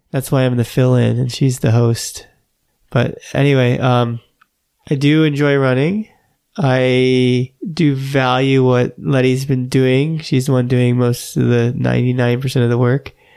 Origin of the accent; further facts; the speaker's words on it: Florida, United States; also born or lived in New York / Los Angeles; I grew up in Florida.